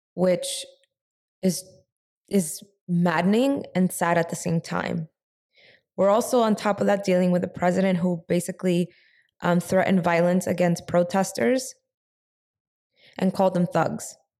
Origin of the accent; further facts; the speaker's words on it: New York, United States; also born or lived in San Francisco; we're both from New York.